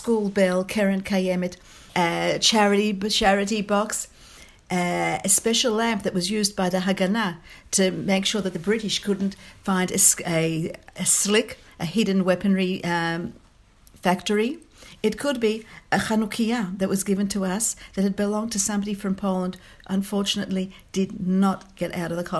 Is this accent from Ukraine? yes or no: no; Australia; moved away as an adult; now in Israel; I'm Australian born and bred